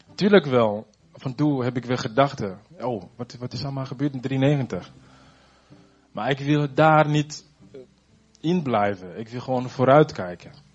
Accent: Burundi; also born or lived in Zutphen; now in Netherlands; ik kom uit Burundi

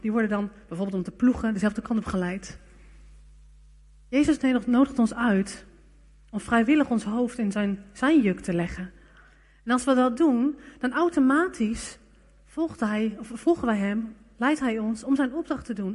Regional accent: Netherlands

